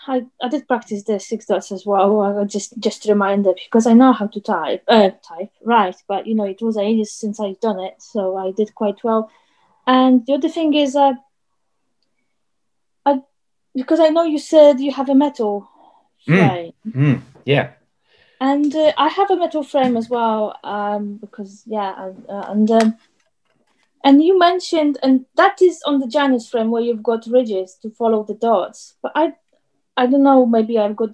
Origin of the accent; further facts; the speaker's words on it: Poland; moved away; I am from Poland